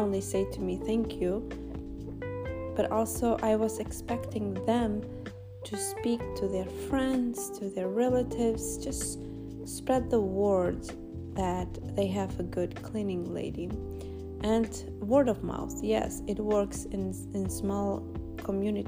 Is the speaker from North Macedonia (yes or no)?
yes; North Macedonia; English is a second language; now in United States; being an immigrant and growing in this small village in Macedonia. And coming to United States and starting from zero